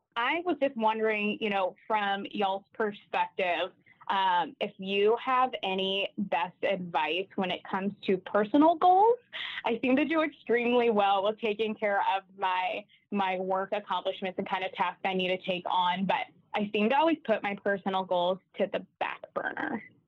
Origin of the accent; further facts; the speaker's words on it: Nashville, Tennessee, United States; moved away as an adult; now in Kansas City, United States; Born and raised in Nashville, but been in Kansas City for about seven years